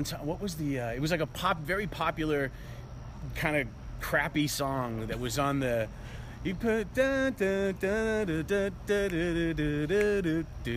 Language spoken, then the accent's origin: English; Maine, United States; I grew up in Maine